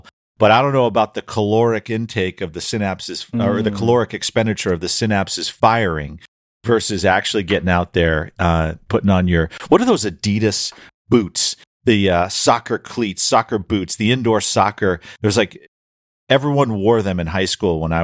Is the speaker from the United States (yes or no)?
yes; New Hampshire, United States; moved away as an adult; also born or lived in Florida; I grew up in New Hampshire too